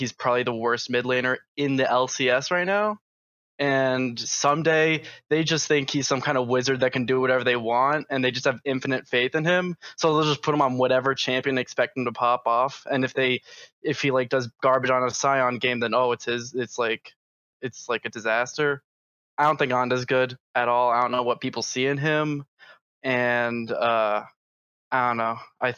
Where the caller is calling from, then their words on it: Long Island, New York, United States; From Long Island, New York.